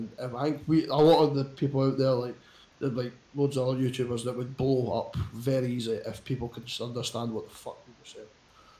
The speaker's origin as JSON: {"language": "English", "region": "Scotland", "country": "United Kingdom"}